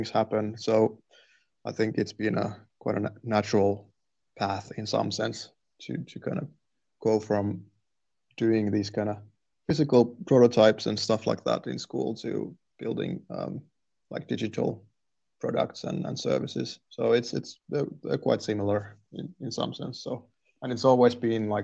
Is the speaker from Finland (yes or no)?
yes; Turku, Southwest Finland, Finland; also born or lived in Raisio, Finland / Canada / England; I was born in Raisio, actually. And so that's quite a small town next to Turku. So I'm from there. But I've lived in Turku for most of my life so far.